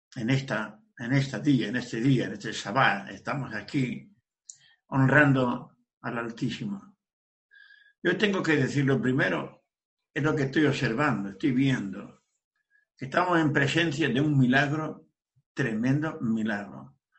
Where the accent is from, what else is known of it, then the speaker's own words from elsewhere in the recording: Region of Murcia, Spain; yo soy de Sefarat, España, provincia de Murcia.